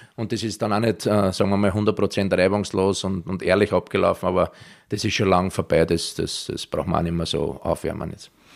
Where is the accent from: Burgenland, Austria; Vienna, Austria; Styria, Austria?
Vienna, Austria; accent: Viennese dialect; moved away as an adult; also born or lived in Israel / Germany; mein Heimatland Österreich